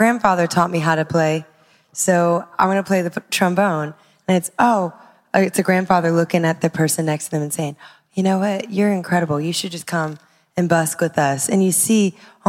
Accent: Baton Rouge, Louisiana, United States; I was raised on Coffee Call

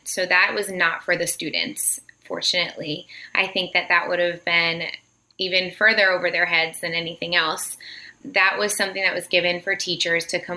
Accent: Connecticut, United States; also born or lived in Virginia; I grew up here in Connecticut

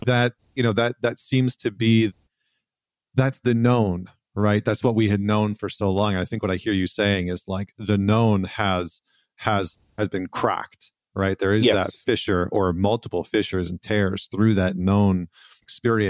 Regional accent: Canada; now in New York, United States; I'm originally from Canada, but I'm in New York right now

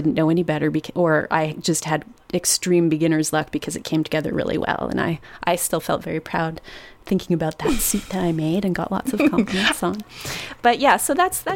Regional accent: Toronto, Ontario, Canada; I'm from Toronto

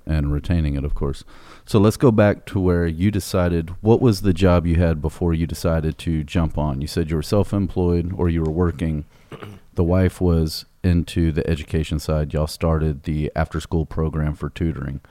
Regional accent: Greatwood, Texas, United States; I grew up in Great Woods

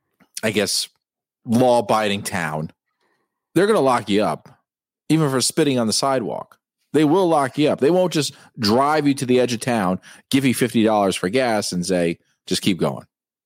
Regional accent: New Jersey, United States; I'm from Jersey.

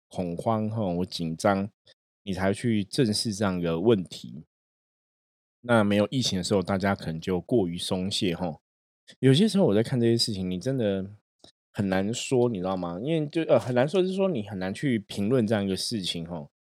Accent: Taiwan; 我们台湾的朋友，每个人都会说中文

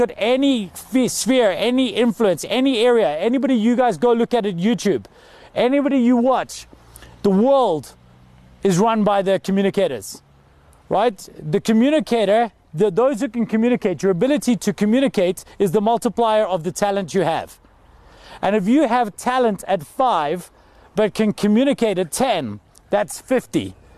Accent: Scotland, United Kingdom; Now I'm from Scotland, this is crazy for me, because if we didn't go to concerts when it's cold, there would never be concerts.

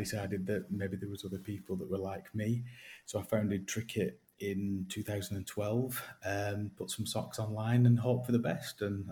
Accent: Accrington, North West England, United Kingdom; Accrington born and raised

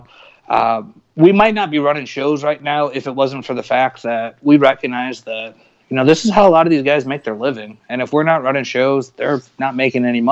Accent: South Bend, Indiana, United States; moved away; I'm from Northern Indiana originally, just outside of Chicago, South Bend, home of Notre Dame and the Fighting Irish

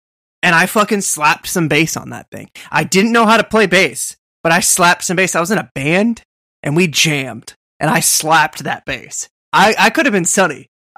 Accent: New England, United States; I'm from New England.

